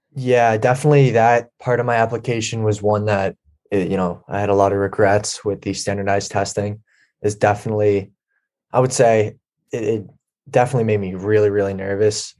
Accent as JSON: {"language": "English", "town": "Swampscott", "region": "Massachusetts", "country": "United States", "said": "I'm from uh, Swampscott, Massachusetts"}